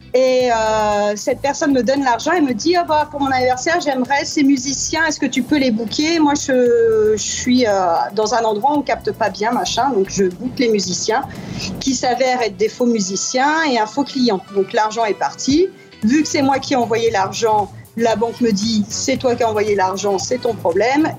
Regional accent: France; accent: French (strong); now in New York, United States

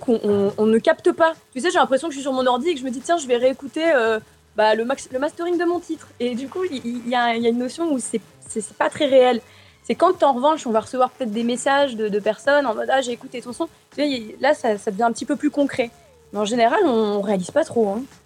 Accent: Arles, Provence-Alpes-Côte d'Azur, France; je suis née donc à Arles, tu en as parlé, mais c'est vrai que j'ai toujours baigné dans une culture très hispanique, avec les ferias

